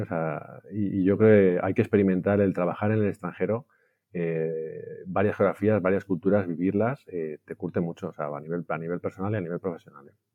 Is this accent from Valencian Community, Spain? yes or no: yes; Valencia, Valencian Community, Spain; also born or lived in Barcelona / London; yo soy español, mis hermanos tuvieron, somos tres chicos, eh, nacimos en Valencia